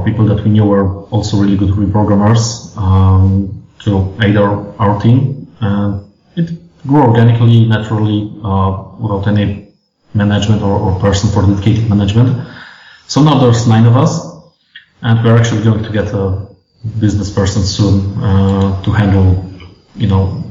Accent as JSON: {"language": "English", "town": "Warsaw", "region": "Masovian Voivodeship", "country": "Poland", "said": "we're basically all from Warsaw or the areas around Warsaw"}